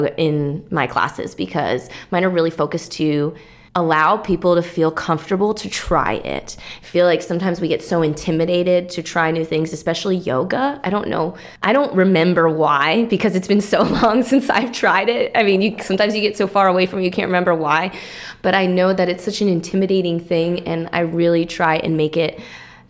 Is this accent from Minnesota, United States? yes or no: yes; Minnesota, United States; moved away as an adult; also born or lived in Aspen, Colorado / Hawaii; now in Texas, United States; I'm from Minnesota